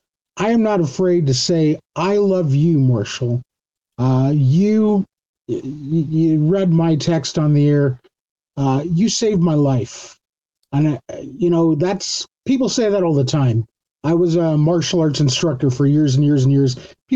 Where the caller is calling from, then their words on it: Cyprus; I'm calling from Cyprus.